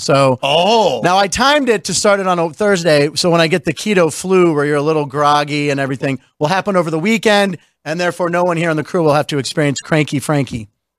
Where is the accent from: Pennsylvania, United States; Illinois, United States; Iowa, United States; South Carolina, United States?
Pennsylvania, United States; Pittsburgh; I am from Pittsburgh.